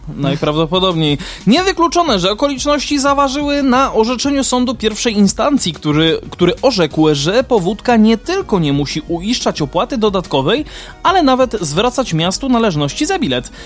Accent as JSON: {"language": "Polish", "town": "Kraków", "region": "Lesser Poland", "country": "Poland", "said": "u nas w Krakowie"}